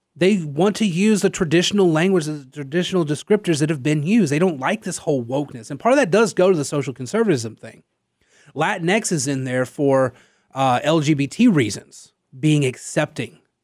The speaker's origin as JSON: {"language": "English", "region": "Louisiana", "country": "United States", "said": "I'm from Louisiana"}